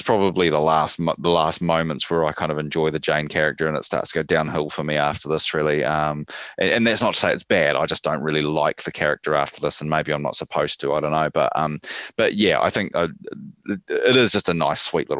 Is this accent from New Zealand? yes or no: yes; New Zealand; I kind of like the whole thing of like being a Kiwi